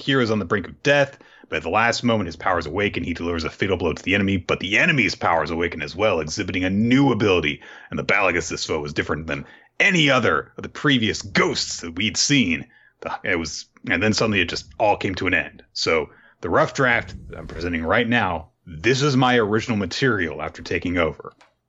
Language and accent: English; Osaka, Japan; It's more of a Kansai thing. Well, I'm from Osaka.